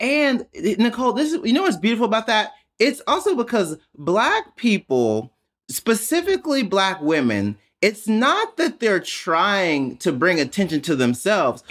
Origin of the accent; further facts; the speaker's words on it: Jackson, Mississippi, United States; I grew up in Mississippi